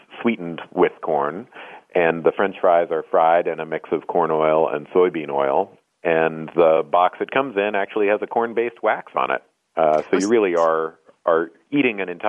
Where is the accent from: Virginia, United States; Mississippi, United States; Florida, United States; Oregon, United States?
Oregon, United States; moved away as an adult; I grew up in the West Coast in Oregon.